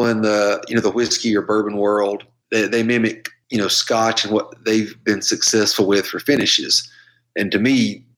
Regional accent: Georgia, United States; moved away; growing up in Georgia

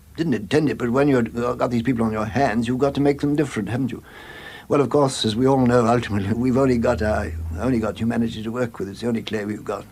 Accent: Warwickshire, West Midlands, United Kingdom; born or raised there; also born or lived in Bloemfontein, South Africa

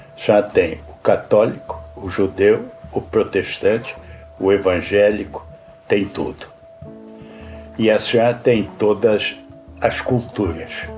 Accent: Rio de Janeiro, Brazil; moved away as an adult; eu era menino, papai tinha uma casa grande lá no Cosme Velho

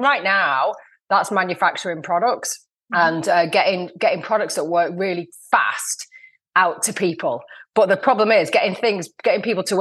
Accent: Lancashire, North West England, United Kingdom; I'm from Lancashire.

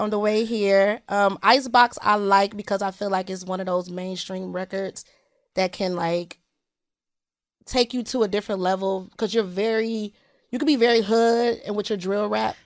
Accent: Detroit, Michigan, United States; I'm from Detroit

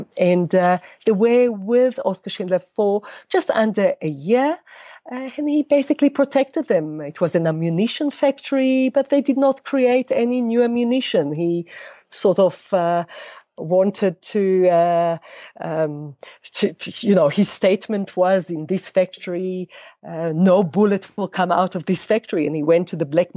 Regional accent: Israel; moved away as an adult; now in South Africa; I was born in Israel. Both my parents are from Poland, but they, after the war, immigrated to Israel in the 50s, and I was born there.

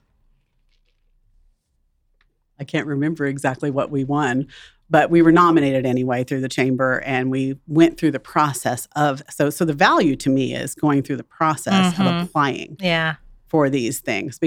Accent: Wichita, Kansas, United States; also born or lived in Dallas; I enjoyed my childhood here. And I was born in Kansas City, but I lived here since I was 2 years old

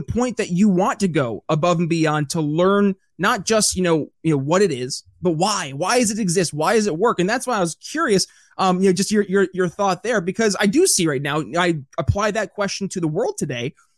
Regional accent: upstate New York, United States; moved away; I'm from upstate New York originally

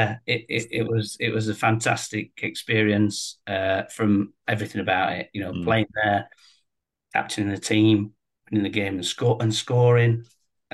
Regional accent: Sheffield, Yorkshire and the Humber, United Kingdom; Sheffield lad, born and bred in Sheffield, a Sheffield Wednesday fan

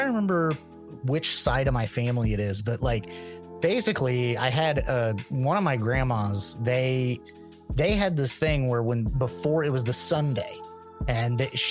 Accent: Midwest, United States; growing up in the Midwest, we had all four seasons

